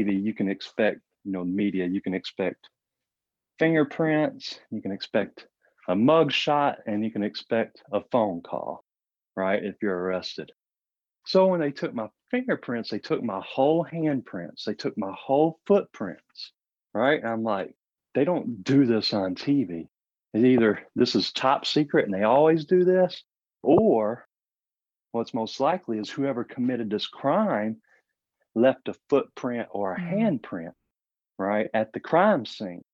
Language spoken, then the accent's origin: English; Marion, Arkansas, United States; also born or lived in Memphis, Tennessee; we moved from Memphis to Marion